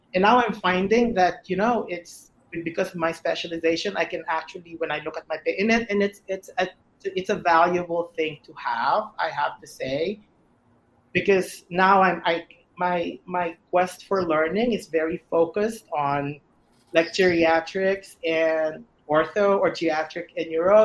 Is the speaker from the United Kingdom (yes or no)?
no; Philippines; I'm Filipino